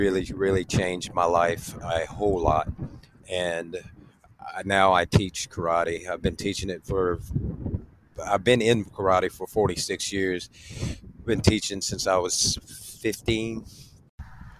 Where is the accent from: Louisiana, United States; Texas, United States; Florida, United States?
Louisiana, United States; Baton Rouge; also born or lived in New Orleans, Louisiana; Moved to Baton Rouge